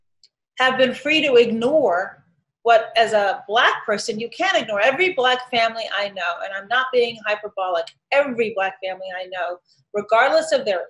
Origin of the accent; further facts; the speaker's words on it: Chicago, Illinois, United States; also born or lived in Shiraz, Iran; my hometown